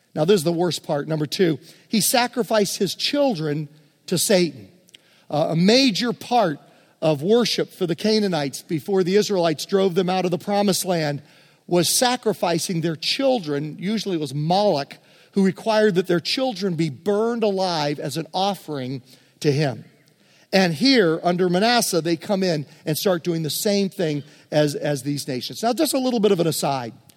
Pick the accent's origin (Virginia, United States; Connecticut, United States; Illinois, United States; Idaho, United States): Virginia, United States; we grew up in Virginia